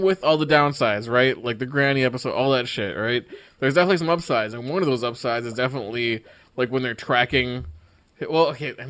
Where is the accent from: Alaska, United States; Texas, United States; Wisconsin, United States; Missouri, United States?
Wisconsin, United States; I was born in Wisconsin.